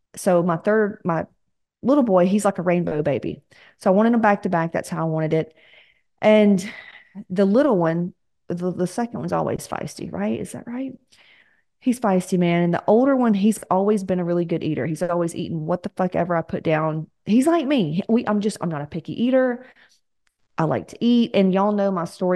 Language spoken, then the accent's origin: English; the South, United States; We're from the South